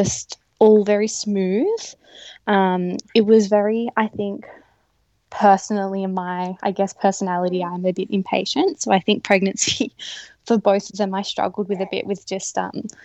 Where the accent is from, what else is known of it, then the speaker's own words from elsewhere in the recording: Nambucca area, New South Wales, Australia; also born or lived in Blue Mountains; we're both from the Yeronga area, which is right near Nambucca, and we moved back to be close to our families